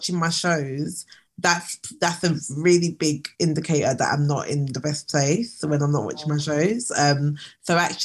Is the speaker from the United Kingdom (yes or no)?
yes; London, United Kingdom; as a black Londoner